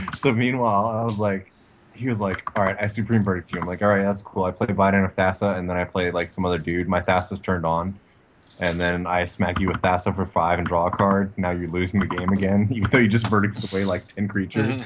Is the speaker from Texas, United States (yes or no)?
yes; Texas, United States; moved away as an adult; also born or lived in Washington; I moved back down from Washington to Texas and you know where I'm originally from